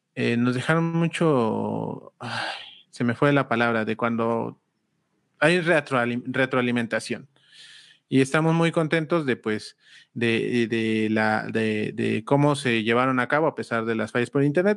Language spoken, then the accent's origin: Spanish; Huajuapan de León, Oaxaca, Mexico; nosotros somos de Guajopan de León, Oaxaca